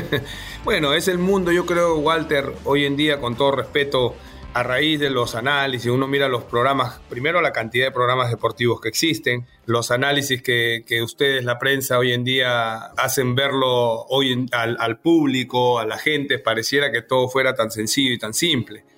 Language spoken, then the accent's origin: Spanish; Peru